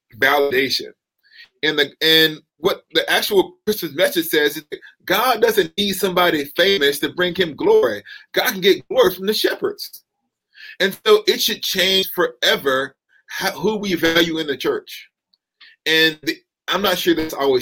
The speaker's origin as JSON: {"language": "English", "region": "the South", "country": "United States", "tie": "born or raised there", "said": "I'm from the South"}